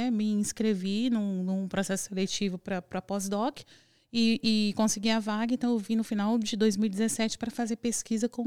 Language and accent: Portuguese; Vitória, Espírito Santo, Brazil; eu sou do Espírito Santo, de Vitória do Espírito Santo.